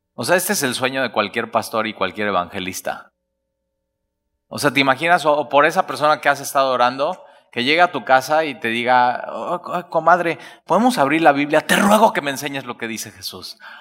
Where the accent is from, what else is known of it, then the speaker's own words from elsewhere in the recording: Alvarado, Veracruz, Mexico; Es que soy de Alvarado